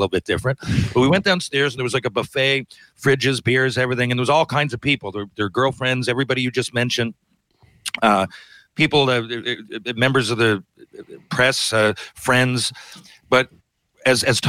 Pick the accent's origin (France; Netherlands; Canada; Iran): Canada; as a Canadian